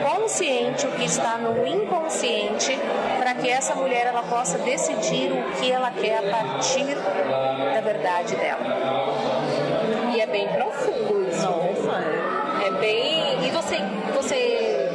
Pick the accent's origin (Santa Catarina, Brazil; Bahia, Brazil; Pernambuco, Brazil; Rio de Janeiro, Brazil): Santa Catarina, Brazil; born there; also born or lived in Brasília; now in Maceió, Brazil; Então, diga de onde você é, sou brasileira. Uhum. Eu nasci nesta cidade, em Santa Catarina, mas eu sou brasileira.